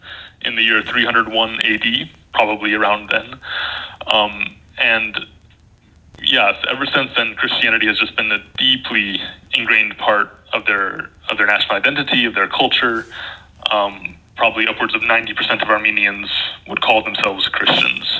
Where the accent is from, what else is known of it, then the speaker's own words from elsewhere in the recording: United States; I'm from the United States